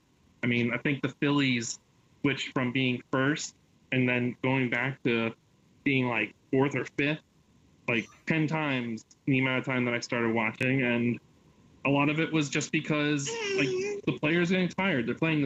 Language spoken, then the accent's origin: English; Philadelphia area, Pennsylvania, United States; I'm technically a Philadelphian, but you look outside my door and I have trees.